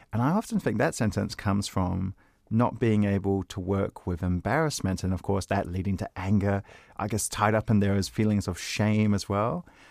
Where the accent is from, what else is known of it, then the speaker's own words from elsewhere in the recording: New Zealand; I'm a New Zealander